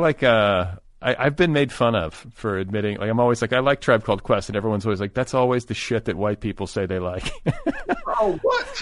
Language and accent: English; United States; also born or lived in Milwaukee, Wisconsin / Indiana; now in Los Angeles, United States; first part of my childhood was in Milwaukee. The second part was in Indiana.